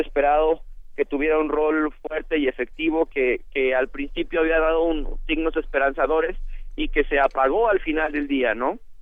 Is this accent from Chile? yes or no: no; Mexico; como sociedad mexicana